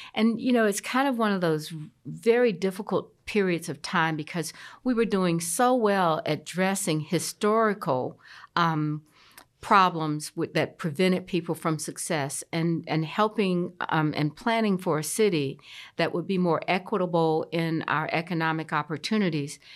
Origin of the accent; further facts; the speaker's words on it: Columbia, South Carolina, United States; now in Charlotte, United States; I grew up in Columbia, South Carolina